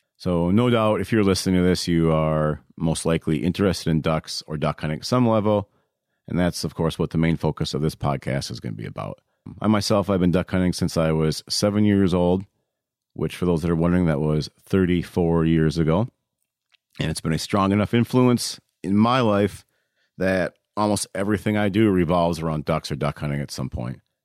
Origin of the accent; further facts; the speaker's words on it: Waseca, Minnesota, United States; Waseca, Minnesota, which is my hometown.